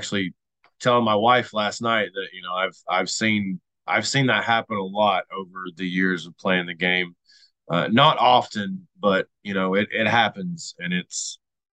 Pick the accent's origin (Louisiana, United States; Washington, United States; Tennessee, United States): Tennessee, United States; Knoxville; I was born in St. Mary's, right across the street from Neyland Stadium, right there on the Tennessee River in Knoxville, Tennessee